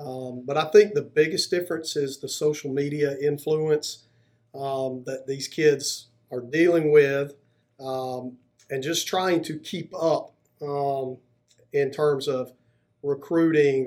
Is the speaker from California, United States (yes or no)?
no; Rainbow City, Alabama, United States; I'm originally from Rainbow City, Alabama, went to Southside High School.